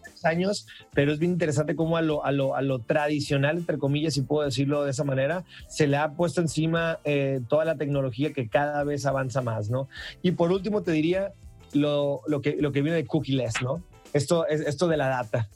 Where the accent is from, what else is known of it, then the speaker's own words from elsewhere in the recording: Mazatlán, Sinaloa, Mexico; yo soy originario de Mazatlán